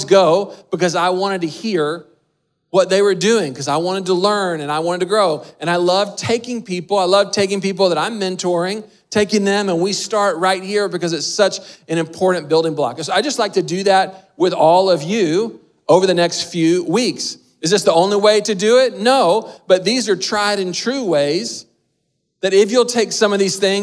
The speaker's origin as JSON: {"language": "English", "region": "Texas", "country": "United States", "tie": "born or raised there", "moved": "yes", "said": "My dad is from North Carolina. We grew up in Texas"}